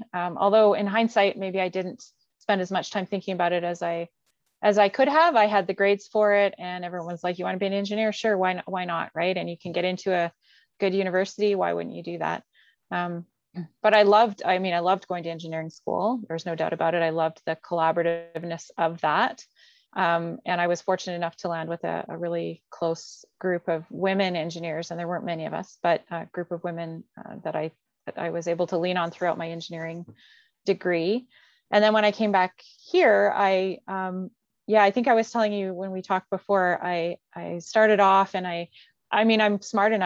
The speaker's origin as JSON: {"language": "English", "town": "Calgary", "region": "Alberta", "country": "Canada", "tie": "born or raised there", "also_born_or_lived": "Montreal", "said": "I was born and raised here in Calgary"}